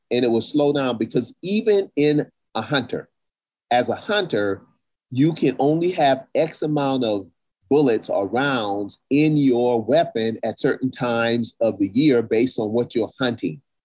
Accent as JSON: {"language": "English", "region": "South Carolina", "country": "United States", "tie": "born or raised there", "said": "in the South, where I grew up in South Carolina"}